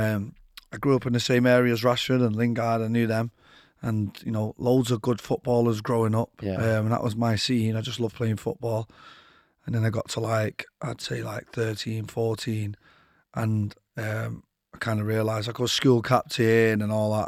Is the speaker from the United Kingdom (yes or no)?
yes; Manchester, North West England, United Kingdom; I grew up in Withington